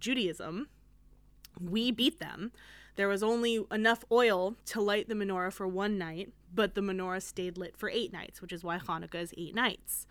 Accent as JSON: {"language": "English", "country": "United States", "said": "I'm an American, but I'm also Jewish"}